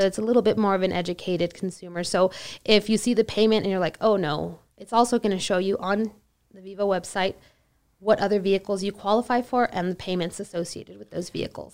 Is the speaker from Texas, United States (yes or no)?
yes; El Paso, Texas, United States; I'm from El Paso, born and raised